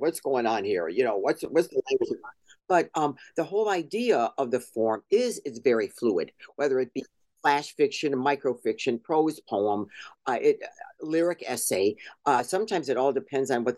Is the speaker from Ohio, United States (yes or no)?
yes; Cleveland, Ohio, United States; I am an American. You know, I was born here. I was born in Cleveland.